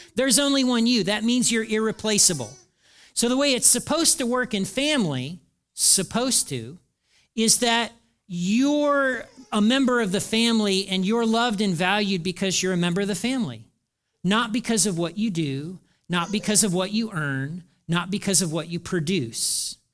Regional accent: Hartford City, Indiana, United States; moved away; I grew up in Hartford City, Indiana in the nineteen seventies.

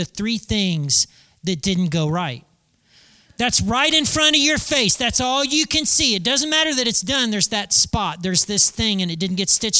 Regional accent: United States; being an American and living in 2019

